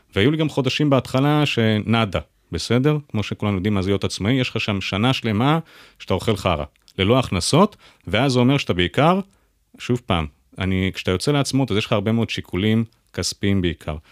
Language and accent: Hebrew; Jerusalem, Jerusalem District, Israel; now in Tel Aviv, Israel; אני ירושלמי במקור